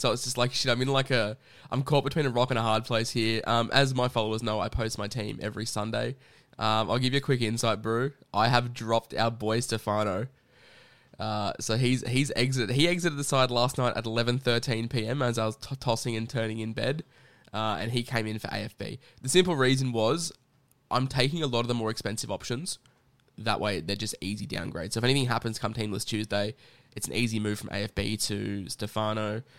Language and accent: English; Queensland, Australia; I mean, I'm a Queenslander, so I'll smash him for you.